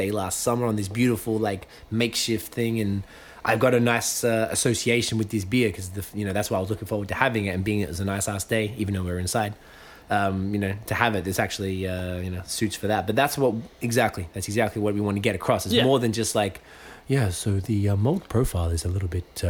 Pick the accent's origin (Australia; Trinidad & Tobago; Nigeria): Australia; moved away; I'm Australian